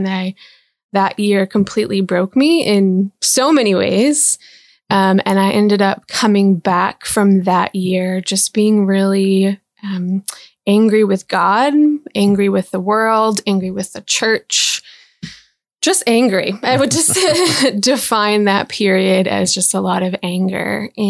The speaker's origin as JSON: {"language": "English", "town": "Big Rapids", "region": "Michigan", "country": "United States", "tie": "born or raised there", "said": "So I was born in Big Rapids, Michigan, right? I grew up mostly in Michigan. I moved around quite a bit."}